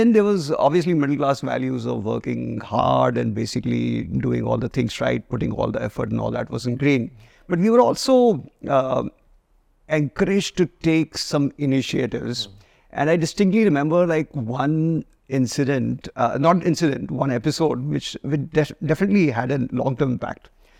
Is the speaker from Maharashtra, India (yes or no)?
no; Jaipur, Rajasthan, India; So I grew up in Jaipur and grew up in a classic Marwari middle class family.